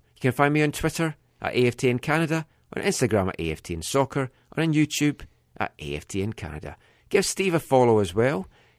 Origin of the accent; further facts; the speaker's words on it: Scotland, United Kingdom; I am from the Kingdom of Fife, so